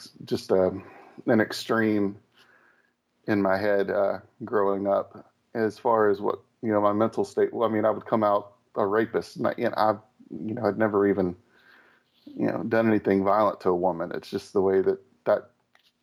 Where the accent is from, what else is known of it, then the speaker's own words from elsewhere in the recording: the South, United States; I grew up in the South, so it was pretty pretty hardcore